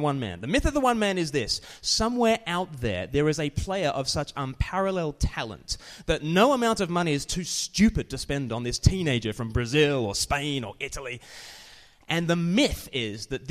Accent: Australia; now in United Kingdom; I'm from Australia

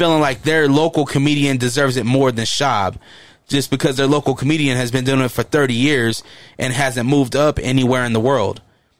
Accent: Hollywood, California, United States; I'm from Hollywood. I should be there.

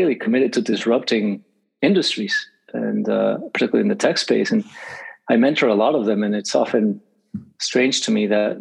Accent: Mexico City, Mexico; now in Los Angeles, United States; I was raised in Mexico City

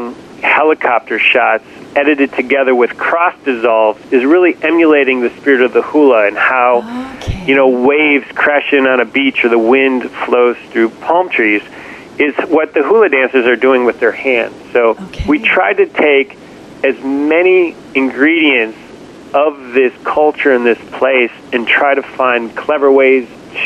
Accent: Detroit, Michigan, United States; moved away; I grew up in Detroit

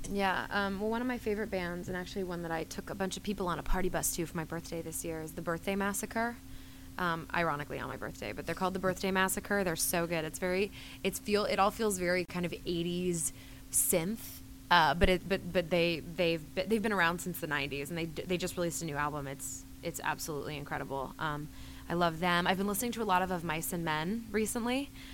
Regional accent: North Carolina, United States; moved away as an adult; also born or lived in Los Angeles; I was originally from North Carolina

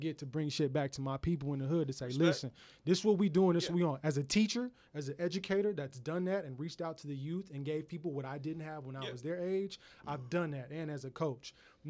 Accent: Houston, Texas, United States; moved away; growing up in Houston, in the South

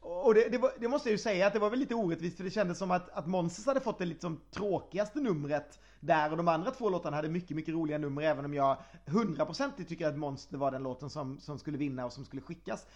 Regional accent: Sweden; jag är svensk

